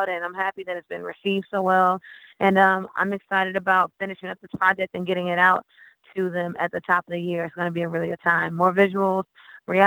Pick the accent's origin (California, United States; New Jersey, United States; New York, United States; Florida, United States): Florida, United States; Haines City; I'm a country girl. I'm from Haines City, Florida